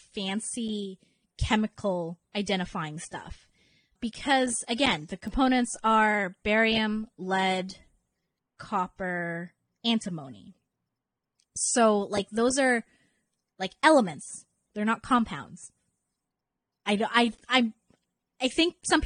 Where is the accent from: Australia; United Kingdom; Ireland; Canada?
Canada; accent: Canadian; my Canadian accent